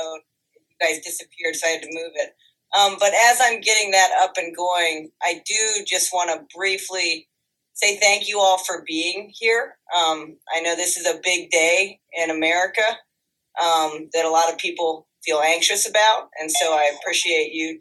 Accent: Worthington, Ohio, United States; I grew up in Worthington

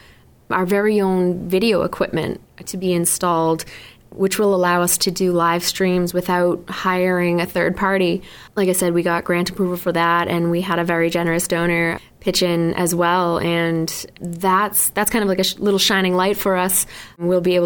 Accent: South Shore of Massachusetts, United States; I was born and raised on the South Shore of Massachusetts

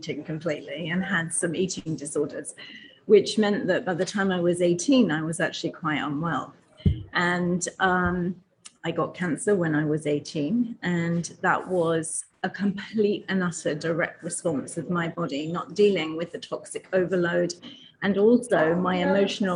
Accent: England, United Kingdom; accent: English; I'm from England, and my parents used to own a sweet and confectionery shop when I was growing up

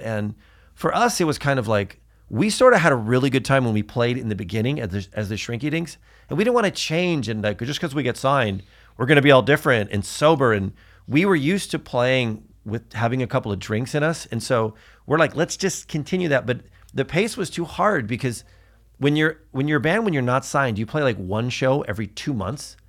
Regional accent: Newport Beach, California, United States; we're from Newport Beach

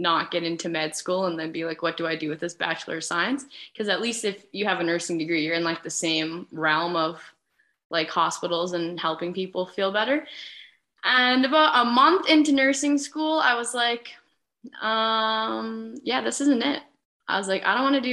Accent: Lloydminster, Canada; moved away as an adult; also born or lived in British Columbia; I've been born and raised in Lloydminster

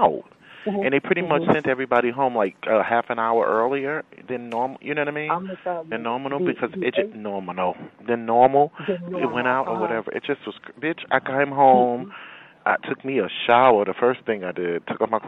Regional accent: New York City, New York, United States; we're from Brooklyn

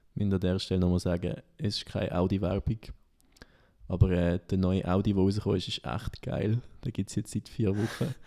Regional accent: Solothurn, Switzerland; mein Heimatort ist ja im Kanton Solothurn und da ist eigentlich so ein bisschen im, im Juragebirge fast.

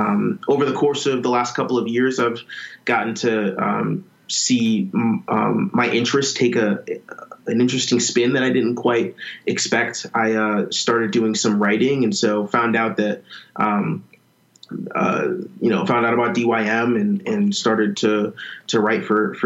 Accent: Ashburn, Virginia, United States; transitioned to back to my hometown in Ashburn, Virginia, working at a church back here in my hometown

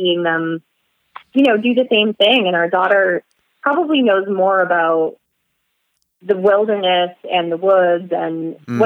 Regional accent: Sterling, Massachusetts, United States; I grew up in Sterling, Mass

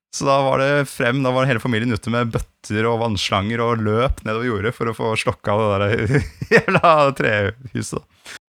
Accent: Gran, Innlandet, Norway; moved away; da jeg bodde hjemme på Gran, så var det sånn at vi hadde to jorder overfor og nede for huset

